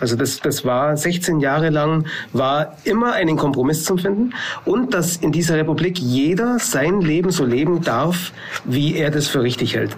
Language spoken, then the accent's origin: German; Allgäu, Baden-Württemberg, Germany; hier bei uns im Allgäu